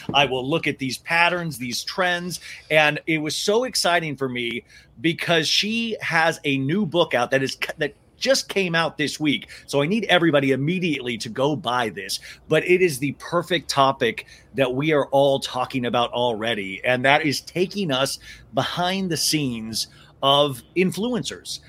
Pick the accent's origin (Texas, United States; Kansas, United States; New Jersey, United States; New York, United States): Kansas, United States; I grew up in Kansas